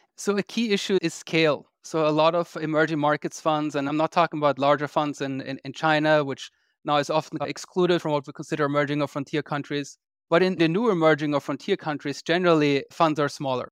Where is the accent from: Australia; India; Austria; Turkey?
Austria; Vienna; moved away as an adult; also born or lived in London, United Kingdom; now in United States; I grew up in Austria. I'm actually Austrian. I grew up in Vienna